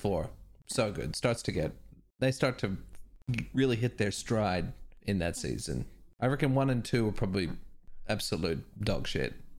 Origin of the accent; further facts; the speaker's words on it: Perth, Western Australia, Australia; growing up in Perth